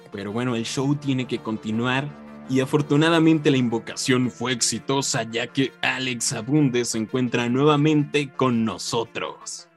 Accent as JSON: {"language": "Spanish", "country": "Mexico", "said": "nosotros como mexicanos"}